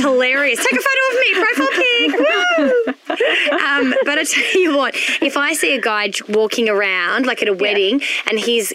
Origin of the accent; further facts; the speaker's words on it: Melbourne, Victoria, Australia; I was born and bred in Melbourne